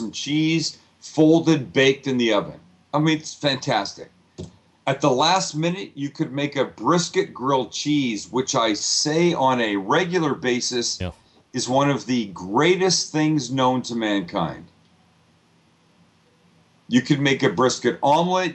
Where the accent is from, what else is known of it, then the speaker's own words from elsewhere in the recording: San Diego, California, United States; I'm from San Diego